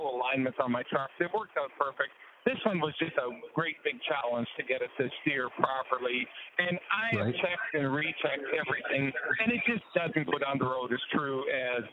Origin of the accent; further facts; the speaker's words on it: Montana, United States; I am from Montana, but I'm in Washington.